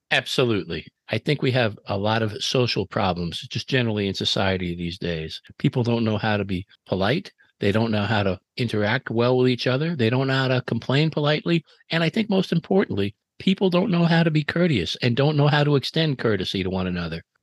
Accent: New York City, New York, United States; I grew up in New York City in the seventies

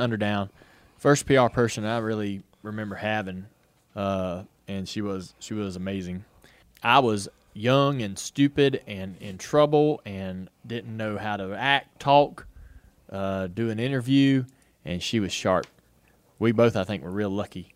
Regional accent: North Carolina, United States; I grew up in North Carolina

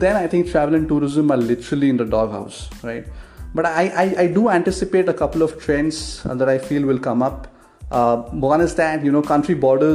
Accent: India; I'm an Indian

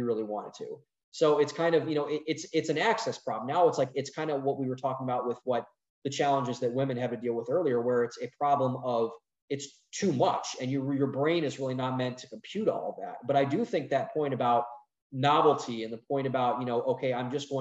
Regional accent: Cleveland, Ohio, United States; I'm from Northeast Ohio, from Cleveland, you know, steel town

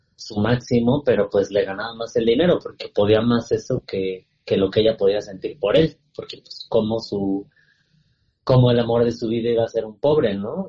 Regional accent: Sierra Norte de Puebla, Mexico; crecí en la Sierra Norte de Puebla

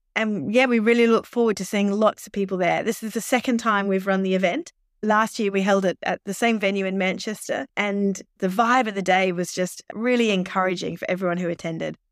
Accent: Australia; accent: Australian; now in United Kingdom; I am an Australian, as you can probably tell from my accent, uh, but I've lived, uh, over in the U K, um, on and off most of my life

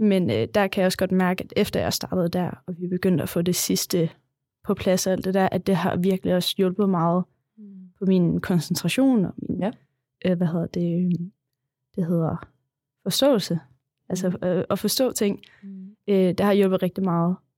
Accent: Kolding, Southern Denmark, Denmark; also born or lived in Vejen; jeg var flyttet fra Kolding til Vejen

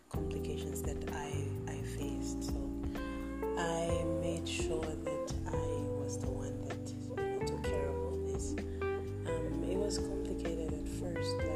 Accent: Papua New Guinea; now in Philippines; I come from Papua New Guinea and I live in the Philippines.

